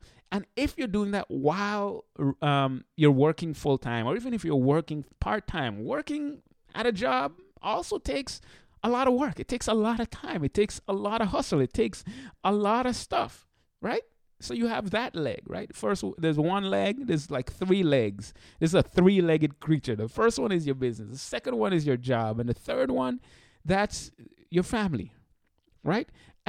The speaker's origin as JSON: {"language": "English", "country": "St. Martin", "moved": "yes", "lives_now": "United States", "said": "When I came to the United States, I came from St. Martin. St. Martin is where I'm from originally, the beautiful island in the Caribbean."}